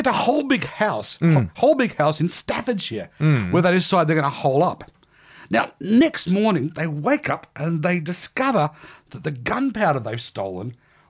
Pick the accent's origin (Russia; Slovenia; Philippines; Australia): Australia; even as an Aussie kid, we got taught that one at school